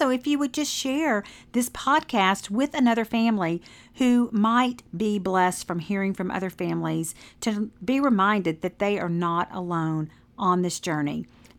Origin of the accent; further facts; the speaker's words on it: the South, United States; accent: Southern drawl; my Southern draw